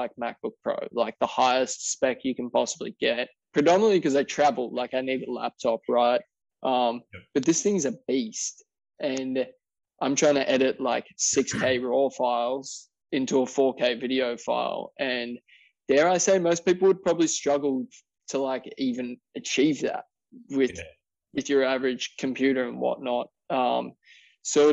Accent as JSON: {"language": "English", "town": "Wollongong", "region": "New South Wales", "country": "Australia", "tie": "born or raised there", "said": "my hometown of Wollongong, Wollongong, New South Wales, Australia."}